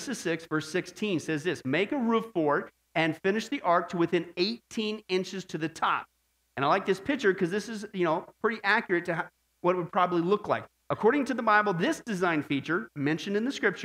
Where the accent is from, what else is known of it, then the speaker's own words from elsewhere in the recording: Midwest, United States; I was growing up in the Midwest